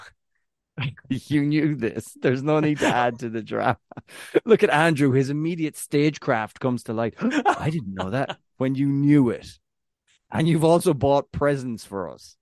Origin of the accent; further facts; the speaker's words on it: Ireland; being Irish